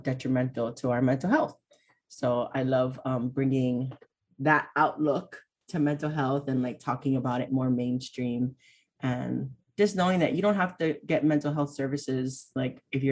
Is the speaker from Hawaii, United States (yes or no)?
yes; Hawaii, United States; also born or lived in Oregon / New York; I live in Hawaii. I was born and raised here.